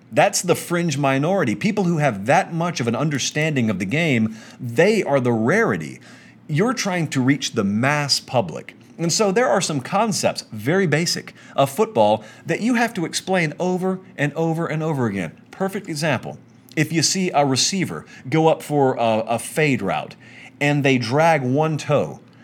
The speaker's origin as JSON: {"language": "English", "region": "Georgia", "country": "United States", "said": "I'm from Georgia. I know a lot of my buddies who I grew up with who are Georgia fans"}